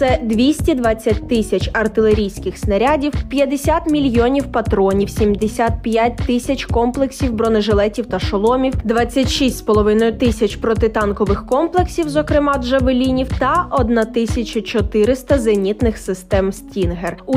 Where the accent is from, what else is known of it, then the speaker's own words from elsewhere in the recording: Ukraine; Ми з України.